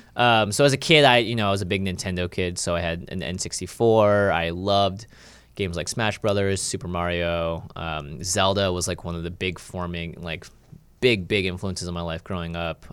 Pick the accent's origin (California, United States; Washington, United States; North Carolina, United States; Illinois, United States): Washington, United States; Seattle; I grew up in Seattle